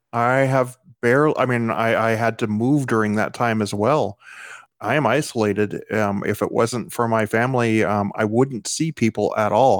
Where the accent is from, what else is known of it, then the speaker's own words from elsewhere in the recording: United States; I'm an American